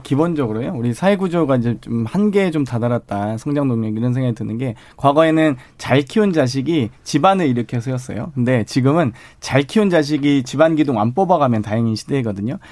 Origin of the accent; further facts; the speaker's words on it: Suncheon, South Jeolla, South Korea; moved away; 전남 순천이 고향인데요